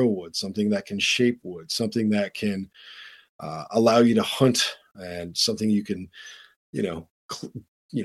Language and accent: English; Flint, Michigan, United States; moved away; I was born in Flint, Michigan.